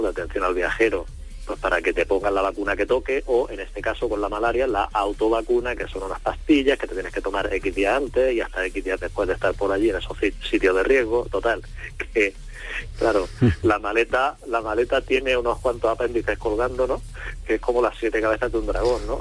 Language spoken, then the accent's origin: Spanish; Andalusia, Spain; como andaluz que soy